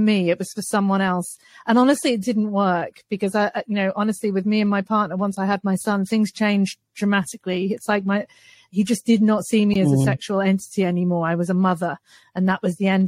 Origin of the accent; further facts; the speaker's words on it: United Kingdom; I'm British